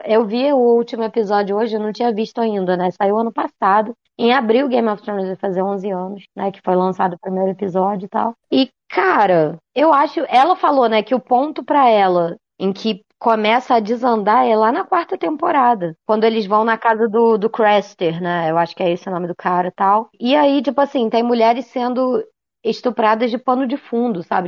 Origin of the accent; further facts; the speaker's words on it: Brazil; eu sou brasileira